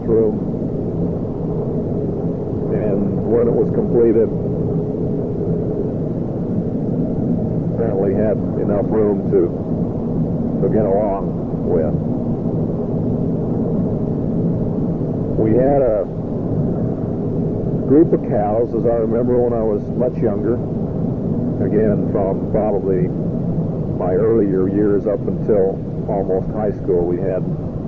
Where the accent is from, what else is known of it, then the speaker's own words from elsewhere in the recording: Newton, Utah, United States; Growing up in Newton was a fun experience, I guess, as I look back on it. I attended elementary school there in Newton